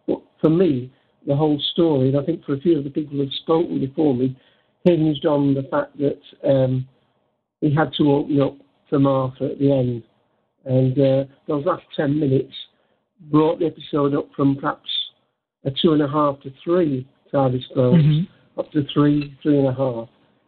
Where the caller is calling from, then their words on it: Manchester, North West England, United Kingdom; Manchester, England.